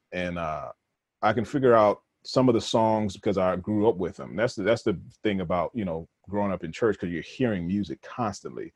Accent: Rochester, New York, United States; also born or lived in Connecticut; I was born in Connecticut. It wasn't, you know, I didn't really grow up there, but my father's from Connecticut. And then I end up, we end up moving to New York

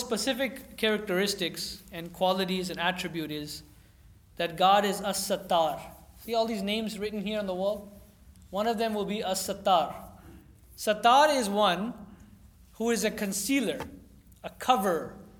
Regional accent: California, United States; growing up in California

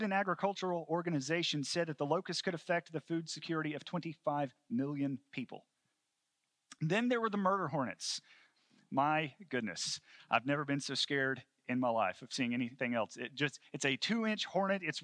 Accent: Tennessee, United States; my home state of Tennessee

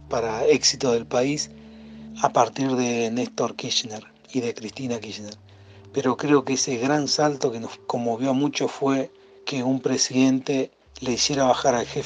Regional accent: Bariloche, Río Negro, Argentina; de Bariloche y siempre tuve una base familiar peronista

